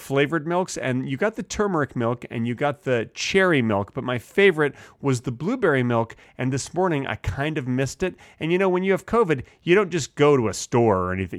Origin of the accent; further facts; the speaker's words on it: United States; As an American